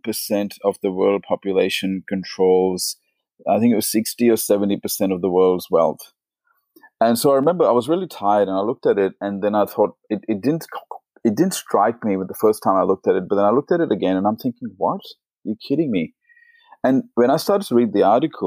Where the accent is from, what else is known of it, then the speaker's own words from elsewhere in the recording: India; moved away as an adult; now in Australia; I was born in India, and so India is a poor country